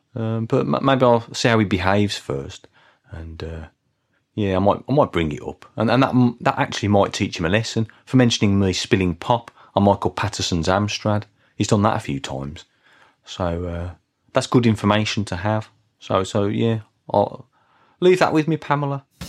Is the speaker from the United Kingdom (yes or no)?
yes; Birmingham, West Midlands, United Kingdom; I come from Birmingham